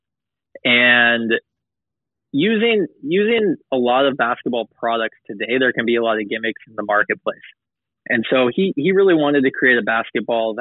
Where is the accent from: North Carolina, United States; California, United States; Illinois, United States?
California, United States; Los Angeles; moved away; I'm originally from Los Angeles